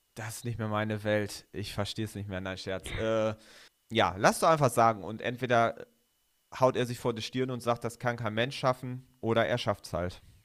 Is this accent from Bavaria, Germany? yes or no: no; North Rhine-Westphalia, Germany; also born or lived in Bremen; now in Göttingen, Germany; ich komme ja auch aus Ostwestfalen, also wir sind ja sozusagen zwei NRWler